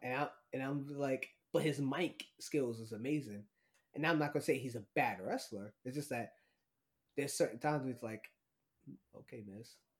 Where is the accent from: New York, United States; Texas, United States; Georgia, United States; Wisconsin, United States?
New York, United States; as a New Yorker